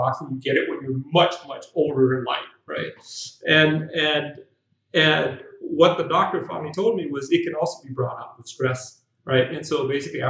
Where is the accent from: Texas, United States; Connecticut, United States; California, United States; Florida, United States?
California, United States; moved away as an adult; also born or lived in Shanghai, China; now in Ho Chi Minh City, Vietnam; I was born here in Saigon and raised in the States